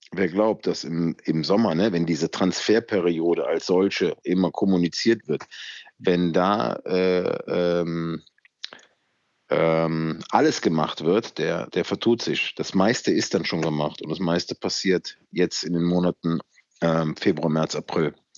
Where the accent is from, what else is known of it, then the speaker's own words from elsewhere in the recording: Germany; hier bei uns in Deutschland